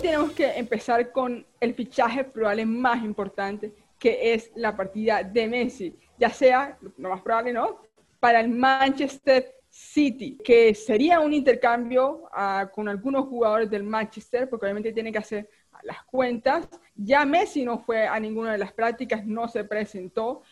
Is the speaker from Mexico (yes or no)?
no; Colombia; nosotros como, como colombianos